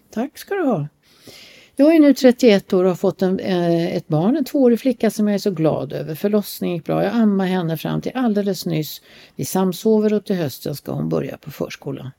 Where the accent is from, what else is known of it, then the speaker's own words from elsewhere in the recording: Sweden; vi kommer ju från Sverige